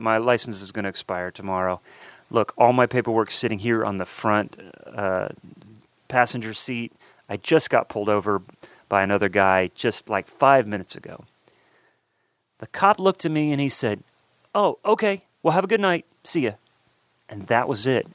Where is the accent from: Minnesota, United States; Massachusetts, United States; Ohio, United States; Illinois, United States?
Ohio, United States; Columbus; moved away; originally from Columbus, Ohio, my hometown